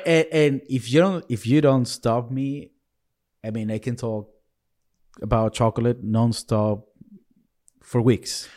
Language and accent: English; Venezuela; moved away; I was born in Venezuela